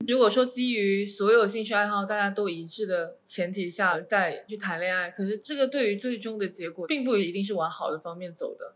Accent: southern China, China; accent: southern; 我觉得我自己的也是有口音的这种南方人

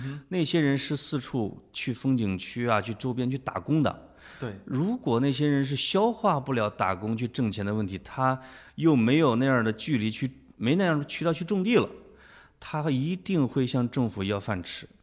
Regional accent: Henan, China; 我们河南人

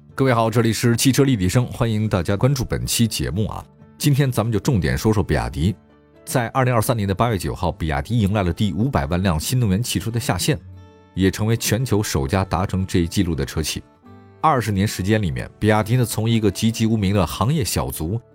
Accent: China; 我们中国人的骄傲

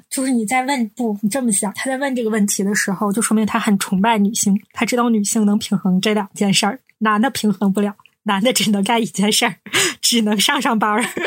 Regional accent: Northeast China, China; 我们是三个来自东北的Ladies

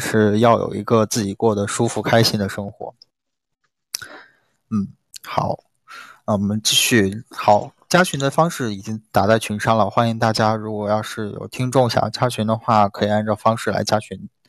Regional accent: Xiamen, Fujian, China; 哇，小林居然是福建人，我是厦门人啊！

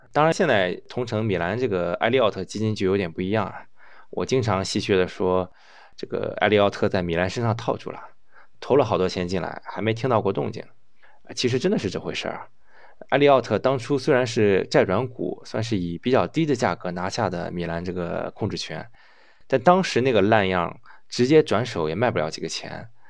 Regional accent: China; 咱们中国股东能做的很少啊，毕竟咱们不是本地人，也不是圈里的人。

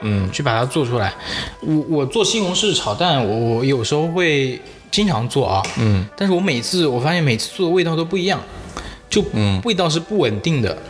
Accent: Jiangxi, China; 我是南方人江西人嘛

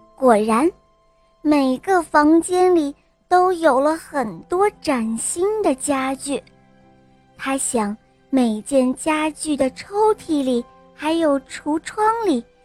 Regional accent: Shandong, China; 我今年四岁了，我来自山东

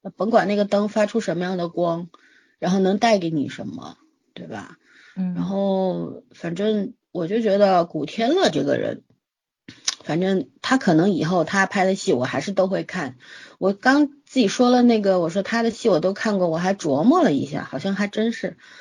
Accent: China; 现在我们大陆人其实跟香港人之间其实是不了解的

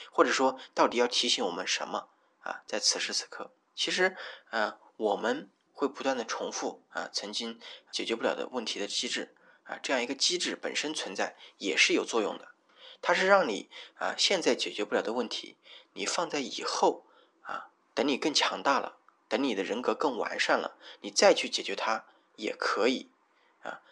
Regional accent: Hubei, China; moved away as an adult; also born or lived in Wuhan; now in Shenzhen, China; 我老家在湖北。我从，呃，跑到了武汉去读书，啊，那当然那个是必须的啊，啊，我又跑到了这个深圳这边来

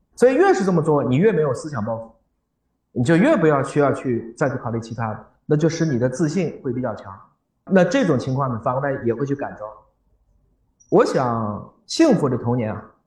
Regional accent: Dandong, Liaoning, China; 我出生在辽宁的丹东

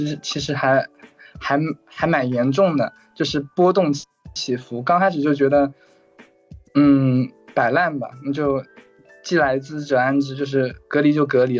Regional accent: Zhejiang, China; 嗯，我是浙江人，然后工作的话目前是待业

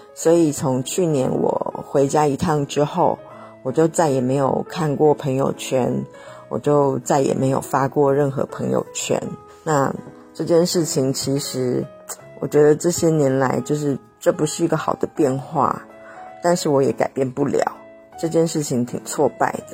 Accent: the South, southern China, China; also born or lived in Shenzhen; 我是南方人

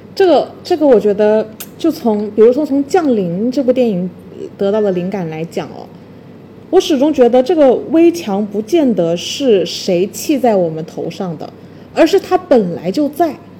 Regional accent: China; 我们中国人比较内斗

